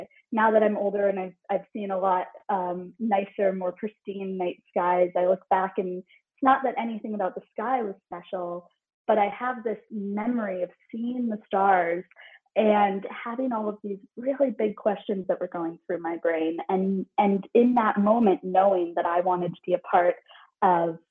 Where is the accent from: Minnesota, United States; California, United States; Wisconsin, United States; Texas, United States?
Minnesota, United States; Minneapolis; also born or lived in St. Paul, Minnesota; I spent exactly half of my childhood in St. Paul. And then when I was 9 years old, we moved to Minneapolis